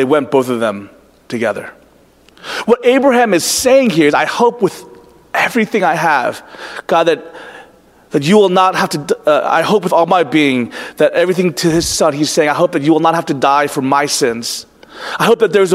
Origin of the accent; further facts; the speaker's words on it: United States; also born or lived in Orlando, Florida; individualistic American people